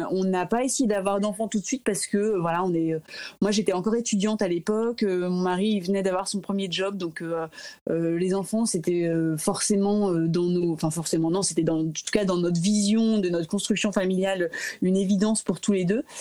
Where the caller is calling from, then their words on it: Paris, Île-de-France, France; Donc voilà, je, suis un peu tranquille, mais voilà, je vous parle de chez moi à Paris.